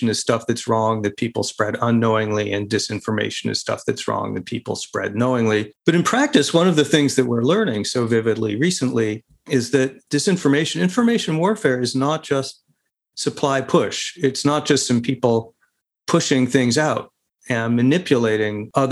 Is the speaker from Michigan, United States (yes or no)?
no; Arizona, United States; my home state of Arizona